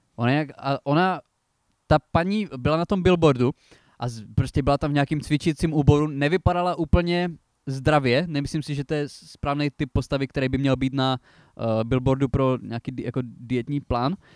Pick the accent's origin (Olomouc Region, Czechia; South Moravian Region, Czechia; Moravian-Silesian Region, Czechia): Olomouc Region, Czechia; Přerov area; u nás na Přerovsku